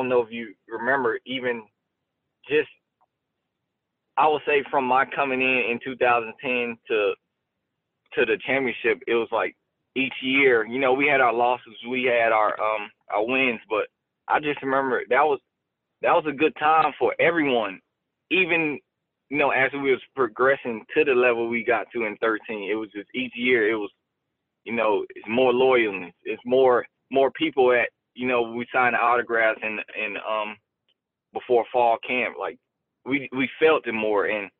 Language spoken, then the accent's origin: English; Orlando, Florida, United States; And I just remember Orlando. I was back in my hometown. It was rocking.